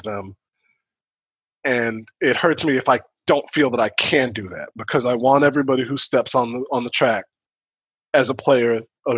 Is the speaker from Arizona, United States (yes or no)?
no; Chicago, Illinois, United States; I am from the South Side, 74th Street of Chicago